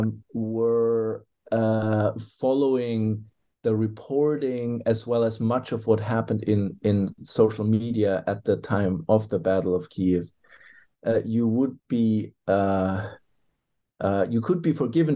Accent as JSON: {"language": "English", "country": "Germany", "said": "I hail from Germany originally"}